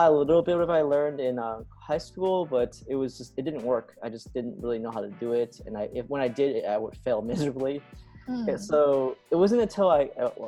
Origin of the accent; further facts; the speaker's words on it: United States; I was born and raised in America.